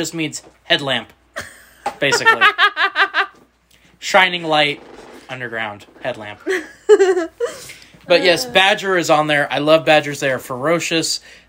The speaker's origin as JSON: {"language": "English", "town": "Kansas City", "country": "United States", "tie": "born or raised there", "said": "I've lived in the Kansas City area in the 2-state region my entire life."}